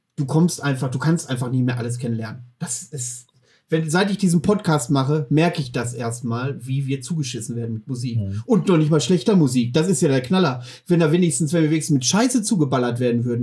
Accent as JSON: {"language": "German", "region": "Mecklenburg-Vorpommern", "country": "Germany", "said": "bei uns in Mecklenburg-Vorpommern"}